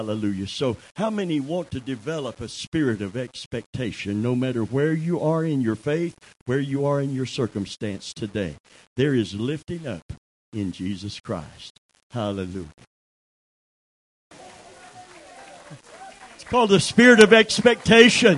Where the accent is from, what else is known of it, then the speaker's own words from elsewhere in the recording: Kentucky, United States; I'm from Kentucky